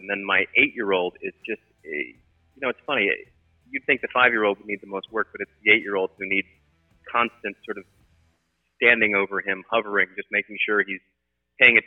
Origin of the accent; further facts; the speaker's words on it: St. Louis, Missouri, United States; moved away as an adult; now in Los Angeles, United States; growing up in St. Louis, we had indoor tennis courts